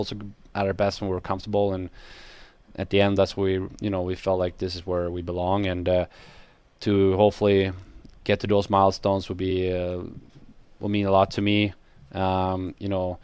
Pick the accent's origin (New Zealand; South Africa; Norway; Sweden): Sweden; born or raised there; moved away as an adult